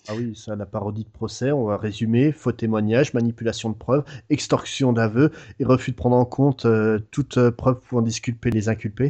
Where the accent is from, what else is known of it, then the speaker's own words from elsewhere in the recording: France; nous en France